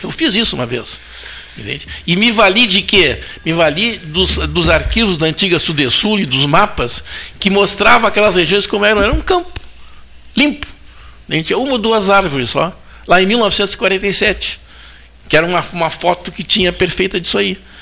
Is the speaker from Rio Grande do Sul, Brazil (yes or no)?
yes; Pedro Osório, Rio Grande do Sul, Brazil; moved away; A cidade que eu nasci, né, ela foi feita no leito morto de um arroio